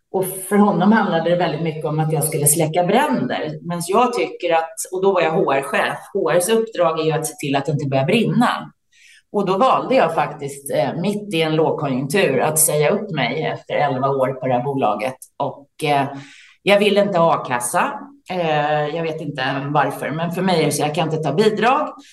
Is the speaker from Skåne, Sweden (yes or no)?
no; Täby, Stockholm County, Sweden; now in Värmdö, Sweden; Jag är uppvuxen i Täby utanför Stockholm